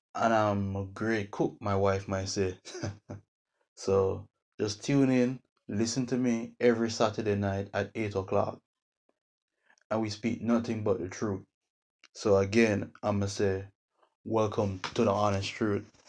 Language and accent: English; Jamaica; now in United States; I'm a Jamaican living in the US